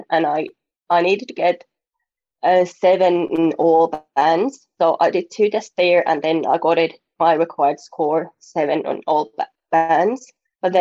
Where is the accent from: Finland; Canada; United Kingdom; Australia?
Finland; English is a second language; now in New Zealand; I'm from Finland, but at the moment I'm living in New Zealand